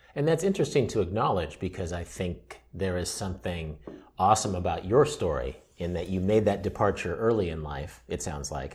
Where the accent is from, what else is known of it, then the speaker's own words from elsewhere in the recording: Midwest, United States; I'm a Midwesterner